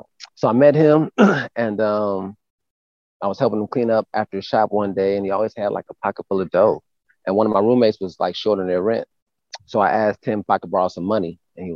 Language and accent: English; Milwaukee, Wisconsin, United States; moved away as an adult; also born or lived in south suburbs of Chicago, Illinois; now in Atlanta, United States; We moved to Milwaukee when I was about 8. So I did like middle school and high school in Milwaukee, Wisconsin